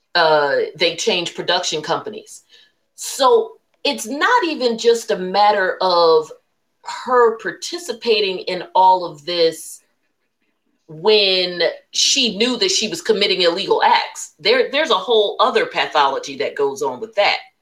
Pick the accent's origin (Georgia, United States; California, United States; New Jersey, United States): New Jersey, United States; I'm from Jersey, again, New Jersey's got lots of money